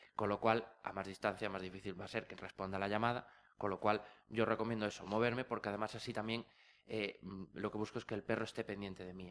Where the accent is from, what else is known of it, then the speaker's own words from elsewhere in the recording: Asturias, Spain; yo soy asturiano